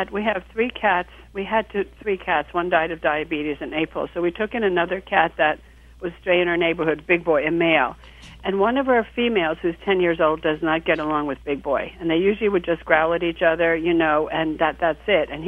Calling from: West Reading, Pennsylvania, United States; I'm calling from um, West Reading, Pennsylvania.

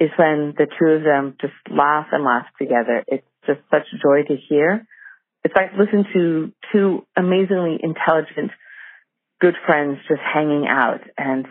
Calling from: Englewood Cliffs, New Jersey, United States; I'm calling from Englewood Cliffs in New Jersey

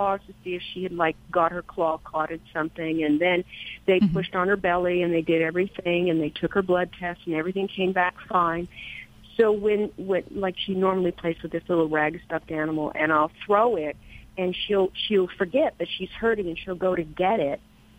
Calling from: Bend, Oregon, United States; I'm calling from the very hot Bend, Oregon.

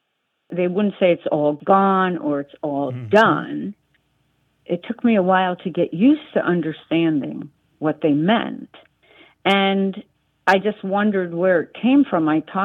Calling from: Rye, New York, United States; I'm calling from Rye, New York.

